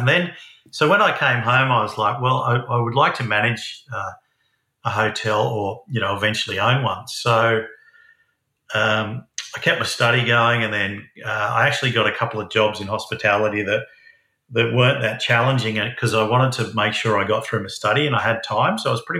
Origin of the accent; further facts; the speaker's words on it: Sydney, New South Wales, Australia; moved away as an adult; also born or lived in Newcastle, Australia; now in Hunter Valley, Australia; Actually, I grew up in Sydney, and then moved to Newcastle after I got a lot of experience in pubs in Sydney. Yeah, so I've been here for over 20 years now.